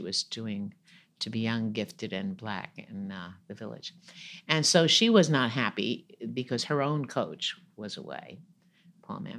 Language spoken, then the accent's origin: English; New York, United States; I'm from New York